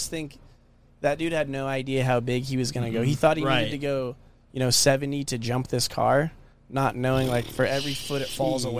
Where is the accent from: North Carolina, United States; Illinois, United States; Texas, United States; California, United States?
California, United States; Escondido; especially in my hometown here, Escondido